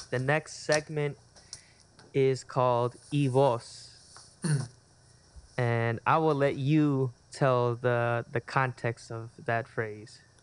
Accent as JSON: {"language": "English", "town": "Chula Vista", "region": "California", "country": "United States", "tie": "born or raised there", "said": "grew up, born and raised in Chula Vista, California."}